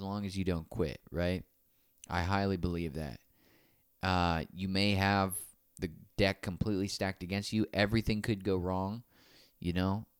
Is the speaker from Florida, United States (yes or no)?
yes; Naples, Florida, United States; my hometown